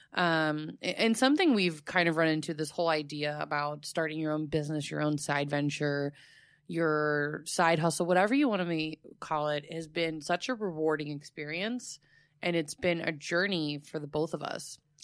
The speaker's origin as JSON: {"language": "English", "town": "Fort Myers", "region": "Florida", "country": "United States", "tie": "born or raised there", "said": "in my hometown, that's where he created it, and there's the Thomas Edison and Henry Ford Winter Estates"}